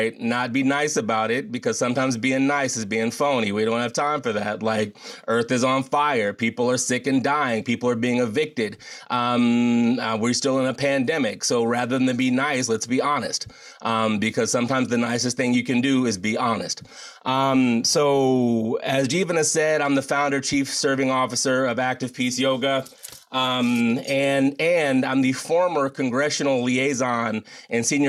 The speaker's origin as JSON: {"language": "English", "country": "United States", "said": "as a Black man in the United States of America"}